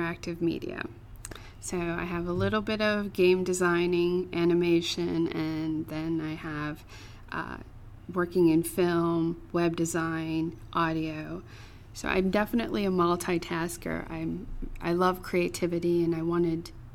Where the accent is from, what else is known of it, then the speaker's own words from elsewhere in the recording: Chicago, Illinois, United States; I'm from Chicago